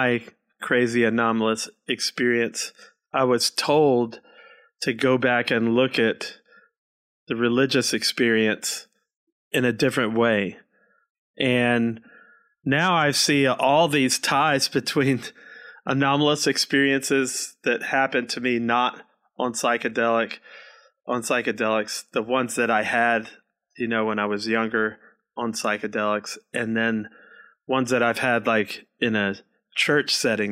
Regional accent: Washington, District of Columbia, United States; moved away as an adult; also born or lived in Alabama; I didn't grow up in Alabama. I grew up in Washington, D.C., and my parents are New Yorkers. But I lived in Alabama for 18 years

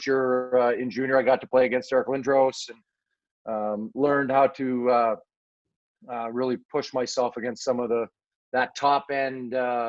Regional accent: Manitoba, Canada; Yes, just a little bit closer to Winnipeg. I'm 3.5 hours from Winnipeg. I am 20 hours from Toronto.

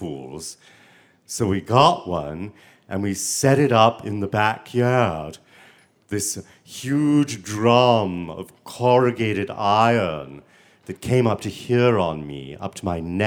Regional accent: Savannah, Georgia, United States; I grew up in Savannah, Georgia, with my mother and my sister Helen

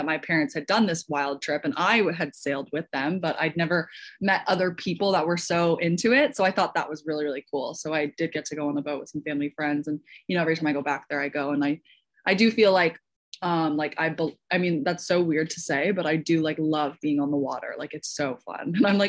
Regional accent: Caledon, Ontario, Canada; also born or lived in New Zealand; now in Montreal, Canada; And then I was raised outside Toronto and Caledon for the rest of my childhood. So that's why, you know, I've always had dual citizenship.

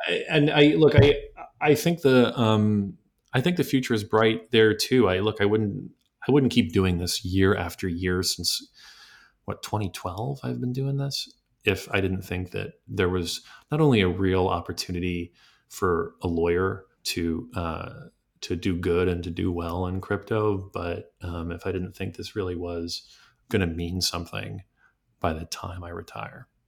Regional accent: New York, United States; from within New York as a, as a New Yorker myself

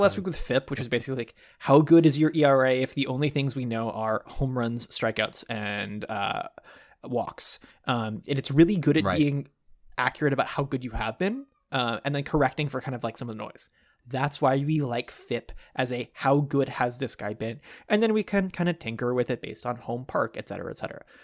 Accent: Dallas, Texas, United States; as a kid growing up in Dallas

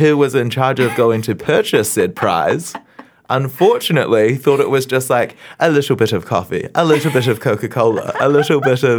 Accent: Tauranga, Bay of Plenty, New Zealand; born or raised there

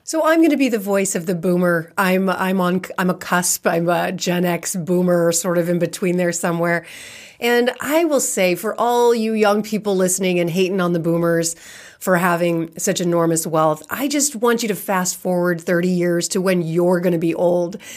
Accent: California, United States; I'm born and raised in California

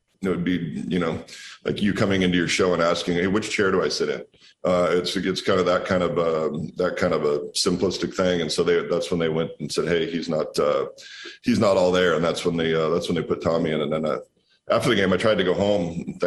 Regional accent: Walla Walla, Washington, United States; No, we're out here making wine in my hometown in Walla Walla.

